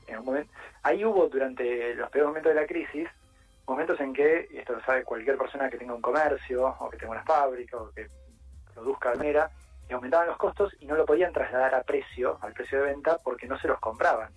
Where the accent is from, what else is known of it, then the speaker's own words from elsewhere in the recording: Argentina; como sociedad argentina